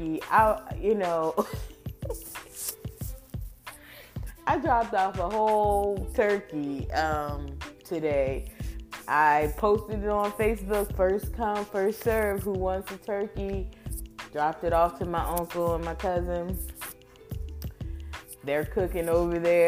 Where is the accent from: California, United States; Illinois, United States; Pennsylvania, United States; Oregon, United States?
Pennsylvania, United States; Philadelphia; I'm from Philly